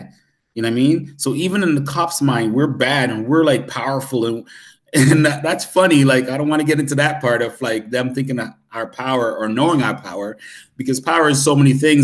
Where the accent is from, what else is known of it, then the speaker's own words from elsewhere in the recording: Canada; I'm Canadian